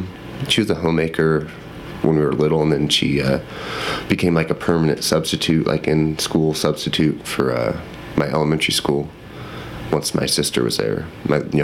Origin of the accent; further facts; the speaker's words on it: Alexandria, Indiana, United States; moved away as an adult; also born or lived in Ohio / Bloomington, Indiana / Arizona; I grew up about an hour north of Indy. All my family's from Ohio. We moved here when I was a little kid to Alexandria